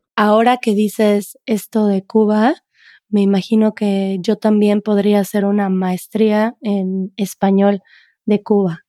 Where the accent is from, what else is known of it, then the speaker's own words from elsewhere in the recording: central Mexico, Mexico; first language Spanish; tenemos esta ilusión de que en México no tenemos un acento en el centro de México